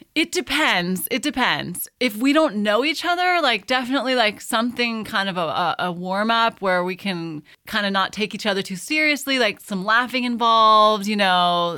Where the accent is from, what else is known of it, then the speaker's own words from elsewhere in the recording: California, United States; moved away as an adult; now in Tuscany, Italy; born and raised in California